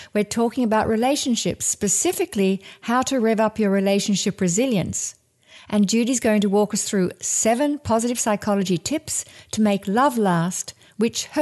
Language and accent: English; Australia; Growing up in Australia, where drought is a big issue